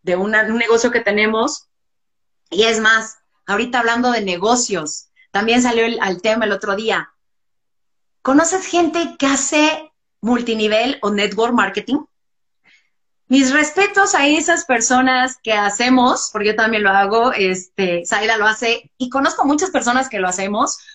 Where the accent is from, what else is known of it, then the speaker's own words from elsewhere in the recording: Mexico; como mexicanos